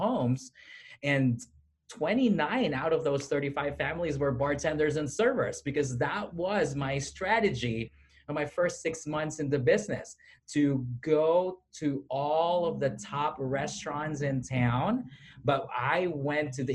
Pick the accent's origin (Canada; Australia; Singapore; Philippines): Philippines; moved away as an adult; also born or lived in Southeast Missouri; now in United States; I was born and raised in the Philippines.